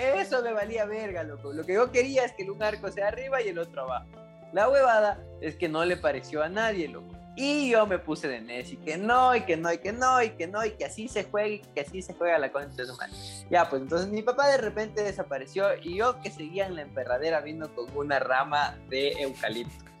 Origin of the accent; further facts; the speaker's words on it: Latacunga, Cotopaxi, Ecuador; moved away; Es medio raro mi ciudad, mi ciudad natal